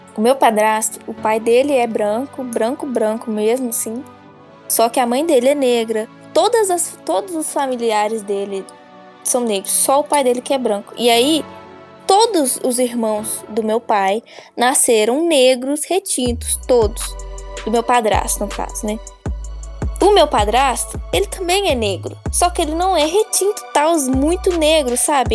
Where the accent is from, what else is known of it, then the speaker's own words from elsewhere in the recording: Brazil; also born or lived in United States / Bronx, New York; eu cresci aqui no Brasil escutando isso, com conflitando de como eu cresci nos Estados Unidos.